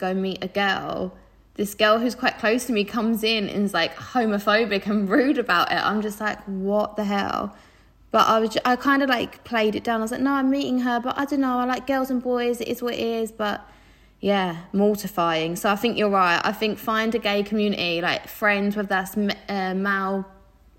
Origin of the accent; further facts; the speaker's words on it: Southend-on-Sea, East of England, United Kingdom; I grew up in Southend